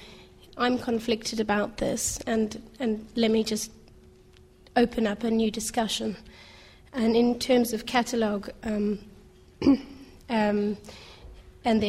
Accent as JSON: {"language": "English", "country": "South Africa", "said": "I am white. I am a South African"}